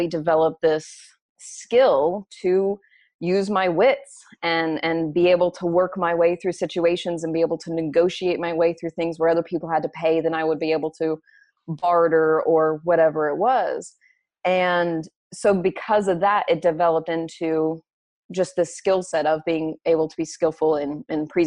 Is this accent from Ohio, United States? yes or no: no; Oklahoma, United States; now in Los Angeles, United States; I'm an Oklahoma girl. I'm an Okie